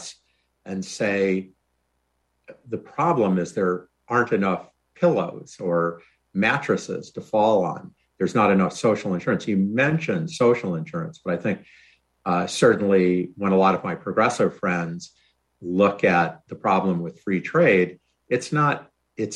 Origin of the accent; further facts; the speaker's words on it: Rochester, New York, United States; I grew up in Rochester, New York